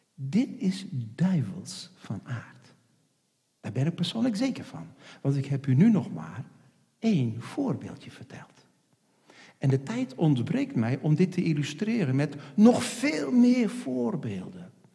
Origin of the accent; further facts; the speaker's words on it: Netherlands; Ik zeg, nee, ik ben geen Duitser. Ik ben een Hollander